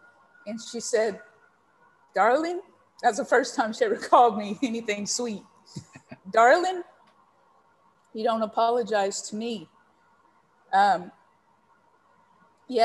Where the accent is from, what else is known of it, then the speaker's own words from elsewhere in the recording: San Antonio, Texas, United States; now in United Kingdom; I grew up in San Antonio, Texas